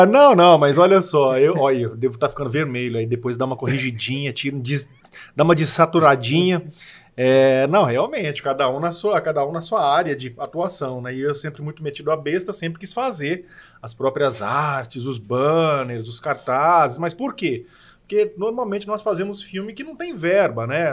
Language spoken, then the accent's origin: Portuguese; Marília, São Paulo, Brazil; moved away as an adult; now in São José do Rio Preto, Brazil; Marília, que é a minha cidade natal